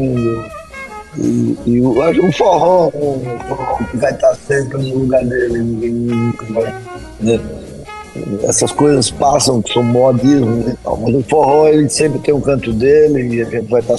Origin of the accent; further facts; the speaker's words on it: Iguaraci, Pernambuco, Brazil; Porque eu sou de Guaraci. Iguaraci.